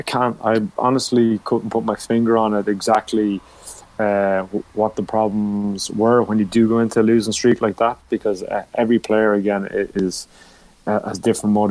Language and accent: English; Kildare, Leinster, Ireland; also born or lived in Naas / Hong Kong; I am from Kildare and it is my home province